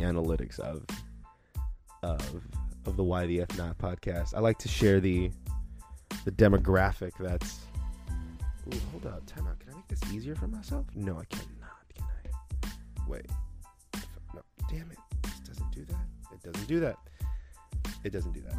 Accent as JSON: {"language": "English", "area": "the Valley", "region": "California", "country": "United States", "accent": "Valley", "said": "my horrible Valley accent"}